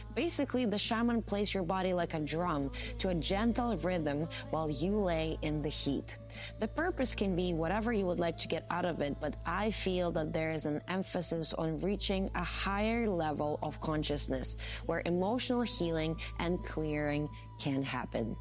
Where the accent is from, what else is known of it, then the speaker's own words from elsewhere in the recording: Latvia; my home country, Latvia